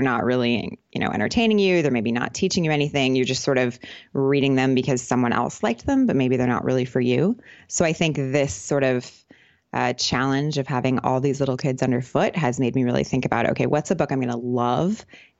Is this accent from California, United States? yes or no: yes; California, United States; moved away as an adult; You know, I grew up in California, but basically since I left university, I've just kind of been living in a different country.